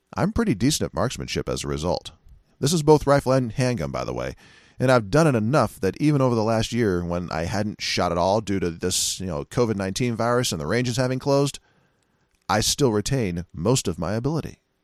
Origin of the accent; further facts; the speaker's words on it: United States; as an American